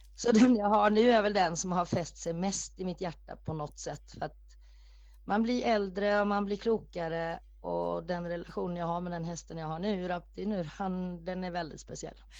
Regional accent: Norway; moved away; Jag är född i Norge

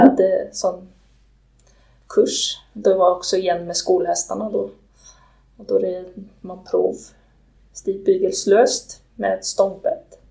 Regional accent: Ljungskile, Västra Götaland, Sweden; moved away as an adult; also born or lived in Iceland; now in Hólar, Iceland; jag kommer från Sverige. Jag Bor i, eller jag bodde i Ljungskile, Dyrhuvud, där min familj har gård

